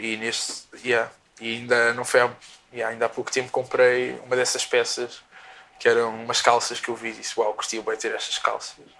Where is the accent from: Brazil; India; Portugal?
Portugal; eu cresci cá em Portugal